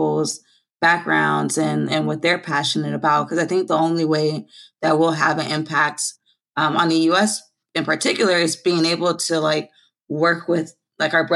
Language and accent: English; Los Angeles, California, United States; moved away as an adult; also born or lived in Philadelphia, Pennsylvania; I was born here actually in South Central Los Angeles.